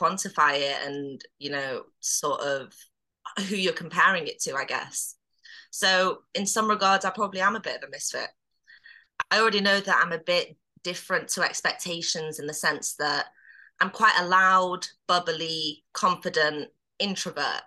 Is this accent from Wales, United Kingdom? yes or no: no; Manchester, North West England, United Kingdom; So I live in Manchester, born and raised in Manchester